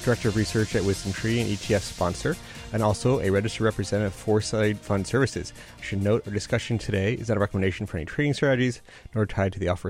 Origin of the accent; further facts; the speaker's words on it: Boca Raton, Florida, United States; He's located in my hometown where I grew up in Boca Raton, Florida.